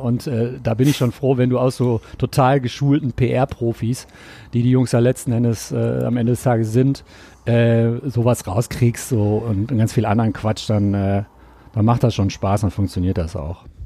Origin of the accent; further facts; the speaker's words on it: Ruhr area, North Rhine-Westphalia, Germany; now in Cologne, Germany; ich komme aus dem Pott